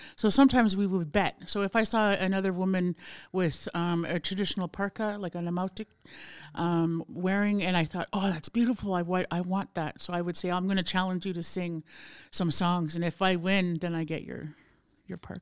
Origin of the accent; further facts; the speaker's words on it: Montreal, Quebec, Canada; born or raised there; also born or lived in Fort Smith, Northwest Territories